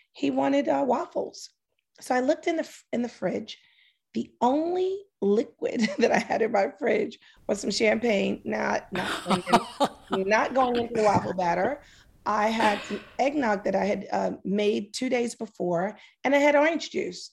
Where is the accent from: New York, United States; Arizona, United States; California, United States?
New York, United States; New York City; I'm from Harlem